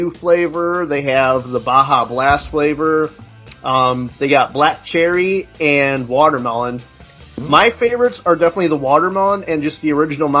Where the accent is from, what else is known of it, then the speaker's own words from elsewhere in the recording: Midwest, United States; I'm from the Midwest too, so I say pop.